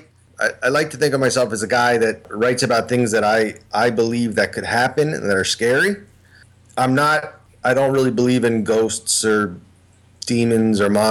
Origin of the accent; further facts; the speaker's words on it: near the Philadelphia area, Pennsylvania, United States; born and raised in Pennsylvania, near the Philadelphia area